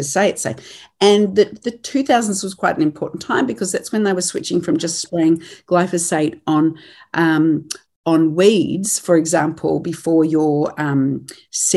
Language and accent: English; Australia; moved away as an adult; now in New Zealand; I am Australian. I've been based here since 2007, married into a farming family, and I come from a farming family in Australia